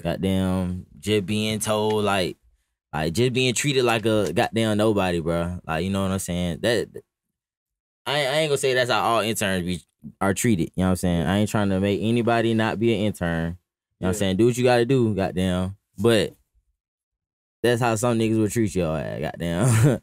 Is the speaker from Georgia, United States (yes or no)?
yes; Atlanta, Georgia, United States; I really grew up like in the fourth ward